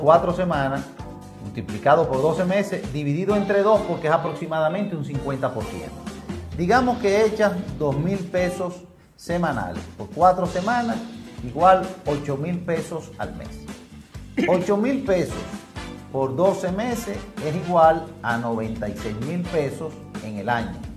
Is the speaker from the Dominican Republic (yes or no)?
yes; Dominican Republic; como dominicano